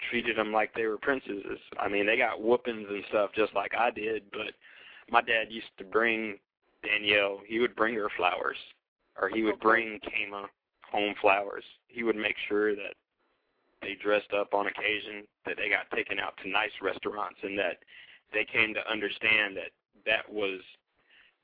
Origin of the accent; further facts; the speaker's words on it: New Jersey, United States; now in North Carolina, United States; I was born in New Jersey